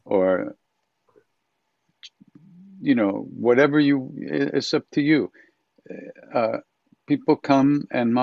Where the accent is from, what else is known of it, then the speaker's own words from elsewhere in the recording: Long Island, New York, United States; also born or lived in India; me growing up on Long Island